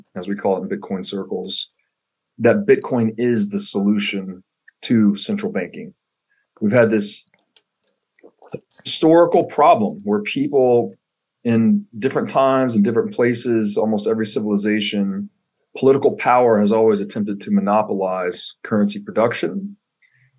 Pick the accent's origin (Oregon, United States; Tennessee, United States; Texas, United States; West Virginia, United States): Tennessee, United States; I grew up in Tennessee, went to college in Tennessee